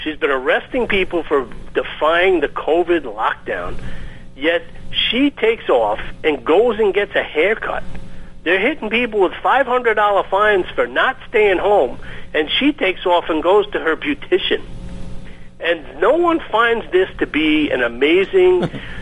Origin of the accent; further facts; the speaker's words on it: New York, United States; we're from New York.